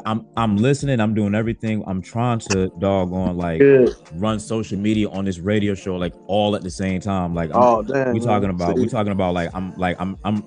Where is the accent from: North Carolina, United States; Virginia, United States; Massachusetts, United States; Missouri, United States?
Virginia, United States; Virginia Beach; I'm from Virginia Beach